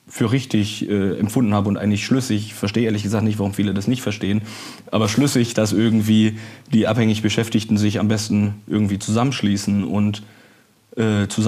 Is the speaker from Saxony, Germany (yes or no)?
yes; Dresden, Saxony, Germany; moved away as an adult; now in Hamburg, Germany; Genau, ja, ich habe den Fluss behalten, aber die Stadt gewechselt. Aus Dresden komme ich und bin für die Ausbildung dann nach Hamburg gezogen.